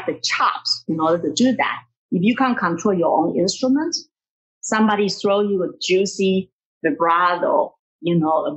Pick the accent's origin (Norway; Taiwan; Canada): Taiwan; moved away as an adult; also born or lived in Hartford, Connecticut; now in United States; My next move in Taiwan is just look for a teaching position and get married